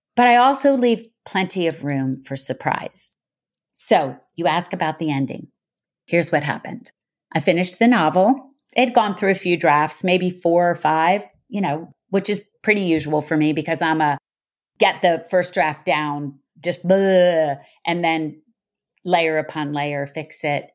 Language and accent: English; United States; as an American